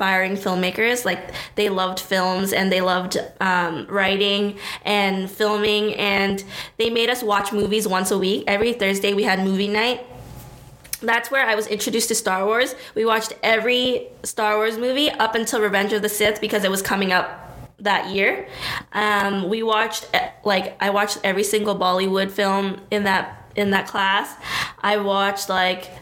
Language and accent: English; Brampton, Ontario, Canada; also born or lived in Toronto; I guess I'll consider Brampton where I grew up, because I moved here in grade three